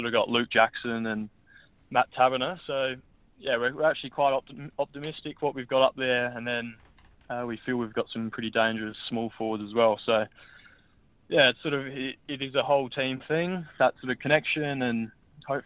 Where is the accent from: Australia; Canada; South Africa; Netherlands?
Australia; Adelaide, South Australia; moved away as an adult; also born or lived in Brisbane / Melbourne; now in Perth, Australia; Home's definitely still Adelaide